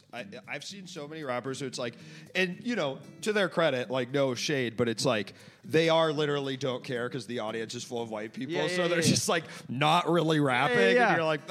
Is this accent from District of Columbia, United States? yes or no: yes; Washington, District of Columbia, United States; I grew up in D.C., so Virginia is like, you know, my backyard.